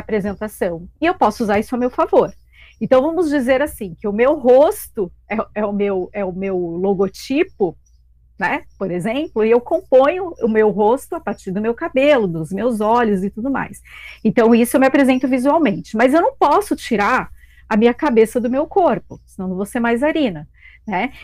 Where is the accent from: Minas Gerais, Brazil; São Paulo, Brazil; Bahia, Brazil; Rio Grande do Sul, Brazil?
São Paulo, Brazil; moved away as an adult; now in Balneário Camboriú, Brazil; sou de São Paulo